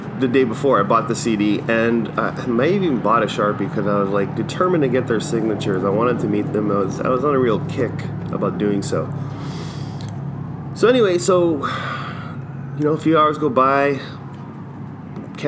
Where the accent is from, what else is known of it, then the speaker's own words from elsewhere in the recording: Winnipeg, Manitoba, Canada; I'm from Winnipeg